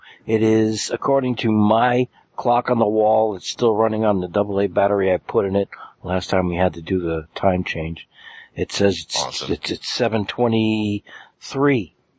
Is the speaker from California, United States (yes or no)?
no; Matawan, New Jersey, United States; I'm from Matawan.